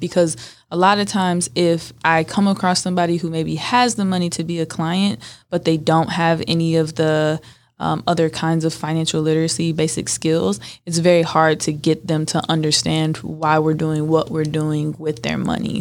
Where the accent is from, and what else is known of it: Northern California, United States; born or raised there